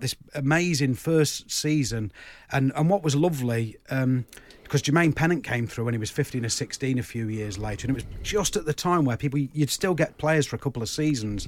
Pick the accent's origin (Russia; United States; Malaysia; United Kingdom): United Kingdom; Uttoxeter, West Midlands; where I grew up in Uttoxeter